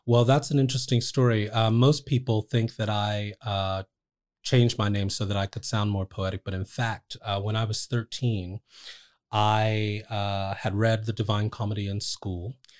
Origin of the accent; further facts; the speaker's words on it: Trenton, New Jersey, United States; I grew up in Trent, New Jersey